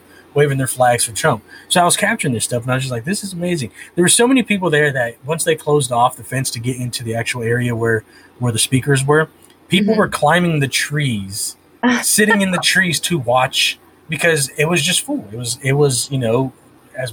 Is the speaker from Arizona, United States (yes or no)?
no; California, United States; I was born and raised in California, so that's where Chicano comes from